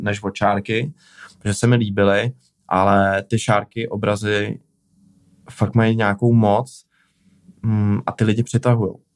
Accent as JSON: {"language": "Czech", "region": "Prague", "country": "Czechia", "also_born_or_lived": "Plzeň", "said": "já jsem z Prahy"}